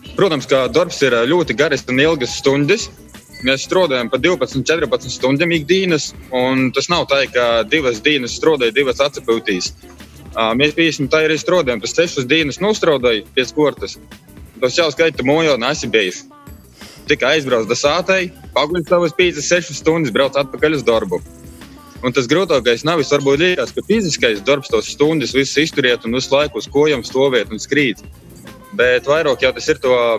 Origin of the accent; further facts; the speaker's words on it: Kalupe parish, near Daugavpils, Latgale, Latvia; moved away as an adult; also born or lived in Riga; Es īsumā pats esmu no Latvijas. Izaugu Kalapes pogastā, kas ir Natāļa un Daugapeļs